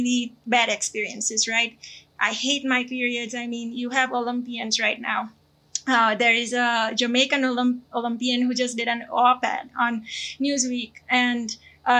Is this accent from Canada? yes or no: no; India; moved away; I come from India